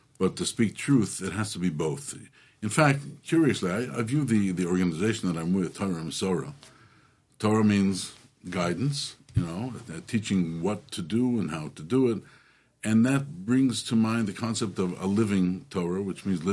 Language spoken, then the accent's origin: English; Toronto, Ontario, Canada; moved away as an adult; now in Brooklyn, United States; So, first of all, I'm Canadian. I'm from Toronto.